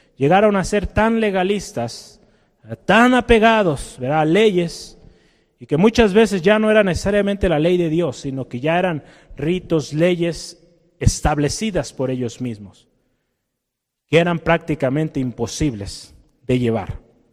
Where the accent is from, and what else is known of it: Mexico